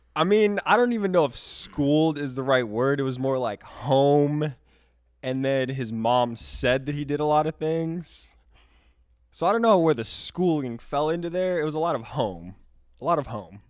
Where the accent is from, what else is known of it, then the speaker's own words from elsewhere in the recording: Florida, United States; also born or lived in Michigan; I am from Florida